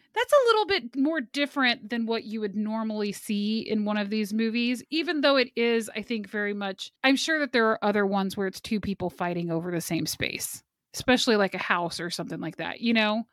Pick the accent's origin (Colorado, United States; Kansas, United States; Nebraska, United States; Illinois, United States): Kansas, United States; Kansas City; I'm from Kansas City